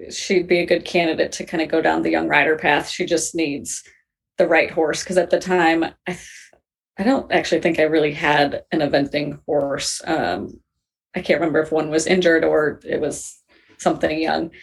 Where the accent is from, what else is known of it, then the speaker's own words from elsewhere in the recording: Minnesota, United States; moved away as an adult; also born or lived in England; I grew up in Minnesota.